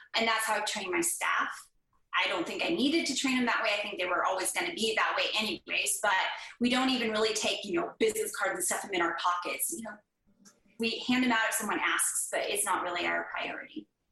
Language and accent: English; Northern California, United States; moved away as an adult; now in Oklahoma, United States; I grew up in Northern California